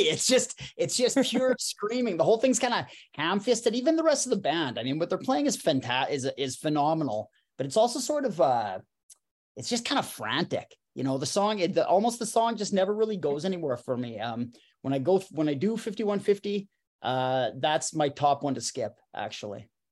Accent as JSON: {"language": "English", "town": "Saskatoon", "region": "Saskatchewan", "country": "Canada", "tie": "born or raised there", "said": "my hometown of Saskatoon"}